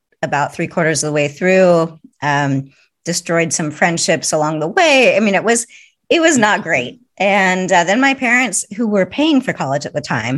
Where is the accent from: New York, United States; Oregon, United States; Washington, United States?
Washington, United States; Marysville; moved away; also born or lived in Seattle, Washington; I was born in Seattle, Washington. And yep. grew up in Marysville, Washington, which was a small town about 50 minutes north of Seattle